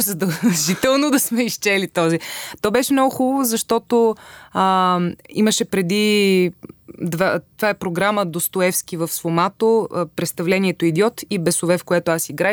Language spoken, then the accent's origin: Bulgarian; Vratsa, Vratsa Province, Bulgaria; moved away as an adult; се преместих от Враца, откъдето съм